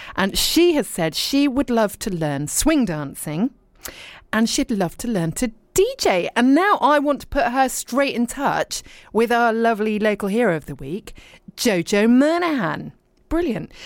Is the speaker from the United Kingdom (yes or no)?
yes; Dorset, South West England, United Kingdom; also born or lived in Richmond, London / London / abroad; now in East Sheen, London, United Kingdom; I was born in Richmond. And in fact, I was born a couple of streets from where I live now. Uh, but then I was brought up in Dorset